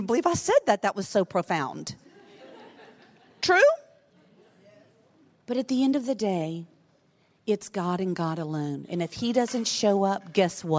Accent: Lafayette, Louisiana, United States; my town in the South

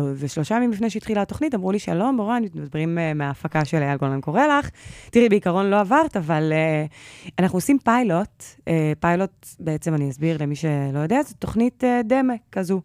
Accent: Holon, Tel Aviv District, Israel; אני מחולון

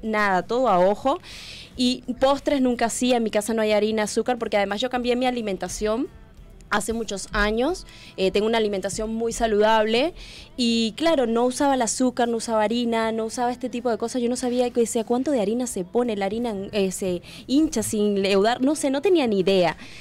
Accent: Tocuyito, Carabobo, Venezuela; moved away as an adult; also born or lived in Spain; now in Uruguay; yo vengo de un pueblo muy humilde, muy chiquitito de Venezuela, que es Tocuyito

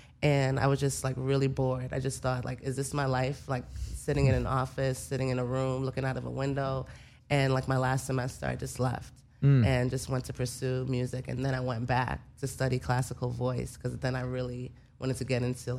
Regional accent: New York City, New York, United States; moved away as an adult; also born or lived in Jamaica; now in New Orleans, United States; Jamaican, so I grew up in East Flatbush. Nice. In Brooklyn, New York. So all Caribbean people.

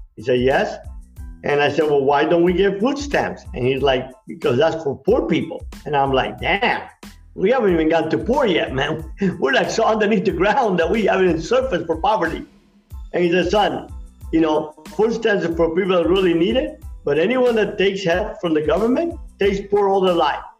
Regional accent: Miami, Florida, United States; also born or lived in Cuba; I came early in the 60s in Miami where it was pretty rough growing up.

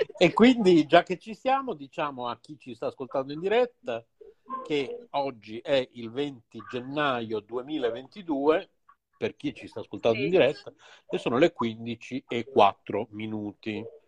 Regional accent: Bologna, Emilia-Romagna, Italy; siamo due bolognesi. Tra virgolette, doc, perché poi non lo so se si può dire che io sono doc, visto che mia madre è tedesca, mio padre era di Comacchio

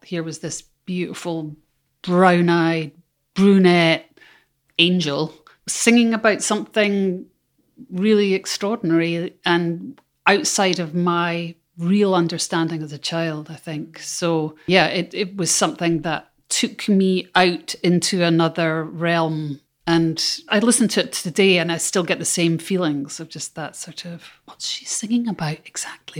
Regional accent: Scotland, United Kingdom; as a Scot. I come from a tiny island

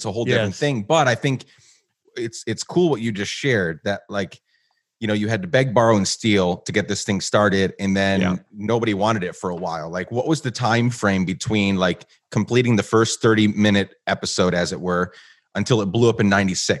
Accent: Guatemala; And I grew up in Guatemala. Well, around that time, we actually moved to Guatemala for 10 years.

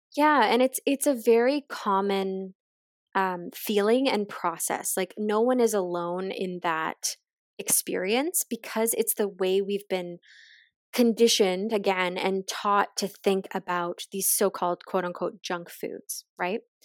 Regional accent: just outside of Halifax, Nova Scotia, Canada; moved away; I am from the East Coast originally. I grew up just outside of Halifax

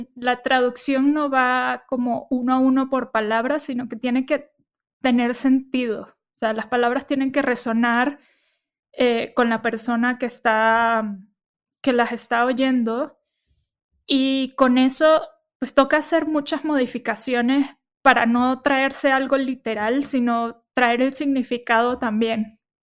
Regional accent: Caracas, Venezuela; moved away as an adult; now in Mexico City, Mexico; nací en Venezuela, estuve viviendo en Caracas.

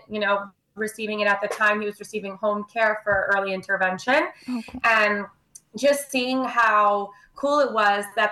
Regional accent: New York, United States; also born or lived in Maryland; I am based in New York, born and raised in New York

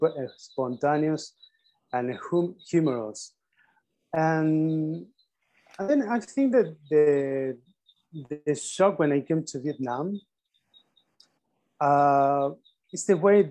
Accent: Argentina; I had a very simple first steps in Argentina

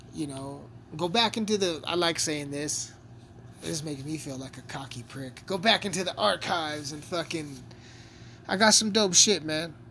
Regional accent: Southern Colorado, United States; I'm a rapper from Southern Colorado, small town Colorado

